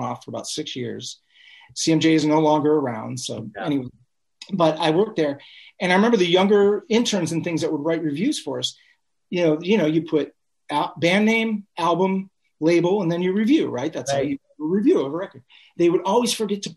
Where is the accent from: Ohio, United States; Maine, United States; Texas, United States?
Ohio, United States; Cleveland; we came from Cleveland, all four of the original members from Cleveland area